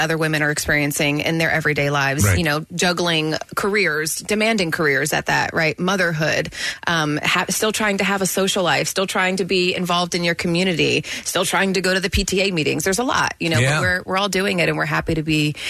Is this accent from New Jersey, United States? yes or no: yes; Collingswood, New Jersey, United States; moved away as an adult; also born or lived in Philadelphia, Pennsylvania / Maryland; I grew up in Collingswood, New Jersey